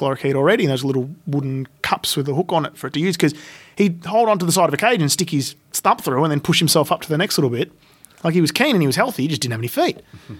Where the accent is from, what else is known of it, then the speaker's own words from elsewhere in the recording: Melbourne, Victoria, Australia; where I lived near a creek growing up in Bunda, as a little suburb in the north of Melbourne